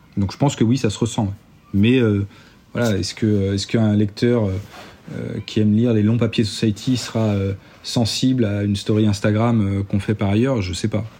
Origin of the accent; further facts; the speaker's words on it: Nantes, Pays de la Loire, France; moi je suis nantais